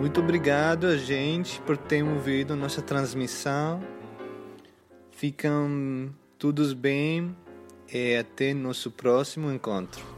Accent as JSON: {"language": "Portuguese", "town": "Athens", "region": "Attica", "country": "Greece", "tie": "born or raised there", "also_born_or_lived": "Bristol, United Kingdom", "second_language": "Portuguese", "moved": "as an adult", "said": "o Conservatório de Atenas, em Grécia, onde nasci"}